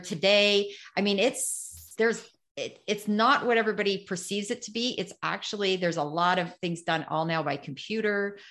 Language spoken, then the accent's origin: English; Canada; this is being Canadian